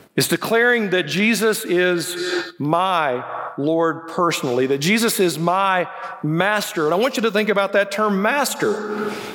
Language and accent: English; Birmingham, Alabama, United States; also born or lived in Indiana; I'm from the South. I, I, was born right here in Birmingham, so you know English is my second language.